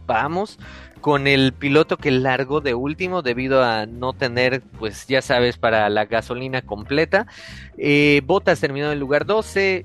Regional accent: Mexico; somos, somos mexicanos, somos latinos

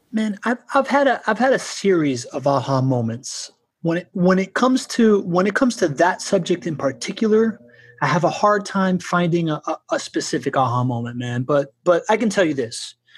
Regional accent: Miami, Florida, United States; also born or lived in Spain / Venezuela; by the time that I was like nine years old and we moved back to Miami from Spain

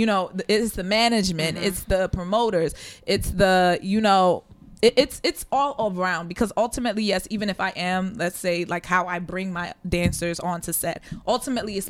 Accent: Sierra Leone

